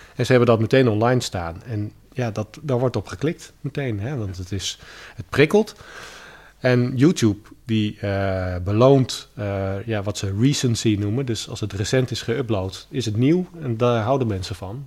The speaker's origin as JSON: {"language": "Dutch", "country": "Netherlands", "tie": "born or raised there", "said": "ik ben gewoon in Nederland geboren, ik ben bij mijn moeder opgegroeid. Dus ik voel mij Nederlands, ik praat niet eens Grieks."}